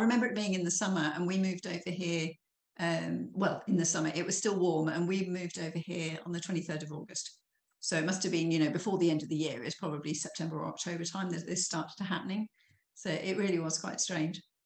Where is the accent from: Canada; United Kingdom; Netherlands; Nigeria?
United Kingdom; Norfolk, East of England; moved away as an adult; now in Burgundy, France; I was brought up in Norfolk in England. So I'm a country girl at heart.